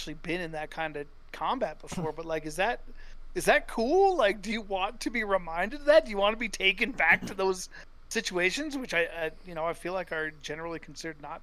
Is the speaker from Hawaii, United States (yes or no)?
no; Estes Park, Colorado, United States; I grew up in Estes Park, which is a small mountain town